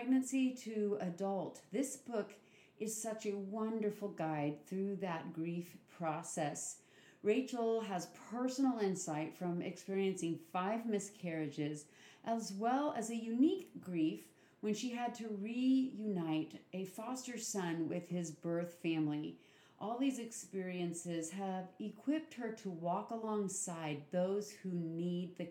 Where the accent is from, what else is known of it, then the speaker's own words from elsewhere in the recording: Washington, United States; moved away; my home state of Washington